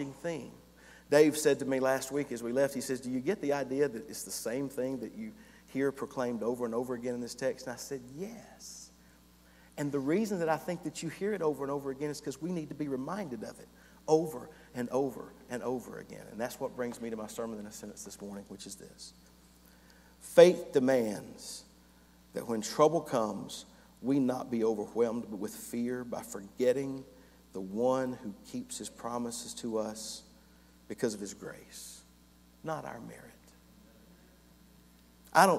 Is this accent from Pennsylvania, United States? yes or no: no; North Hall County, Georgia, United States; I grew up in North Hall County.